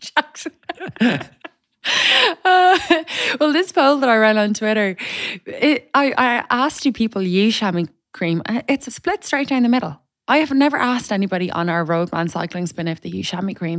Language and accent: English; Ireland; now in Dublin, Ireland; I'm Irish